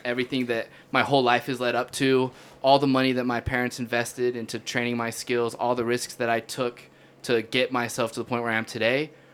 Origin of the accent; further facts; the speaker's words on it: Utah, United States; my whole life growing up in Utah